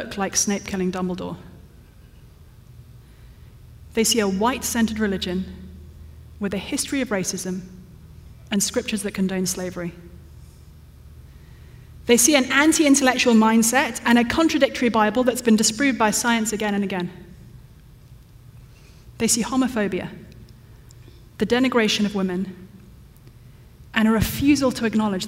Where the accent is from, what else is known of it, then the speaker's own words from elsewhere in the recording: London, United Kingdom; moved away; my hometown of London